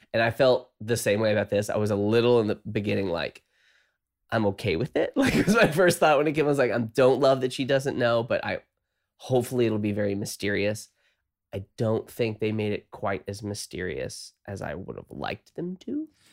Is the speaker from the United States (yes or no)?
yes; the South, United States; I'm from the South.